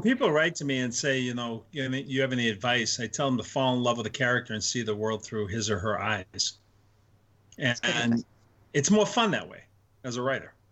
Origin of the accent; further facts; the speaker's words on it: Northeast, United States; I'm Italian from Northeast